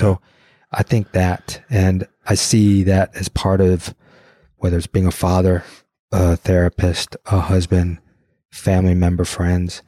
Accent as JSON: {"language": "English", "town": "Detroit", "region": "Michigan", "country": "United States", "said": "I'm from Detroit"}